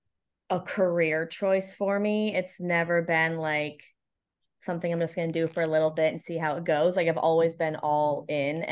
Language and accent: English; Connecticut, United States; moved away as an adult; also born or lived in Florida; now in Charleston, United States; I'm originally from Connecticut, but I love it here and I'm planning to never leave